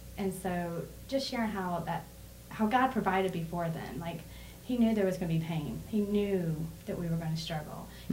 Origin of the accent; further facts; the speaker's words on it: North Carolina, United States; I'm from North Carolina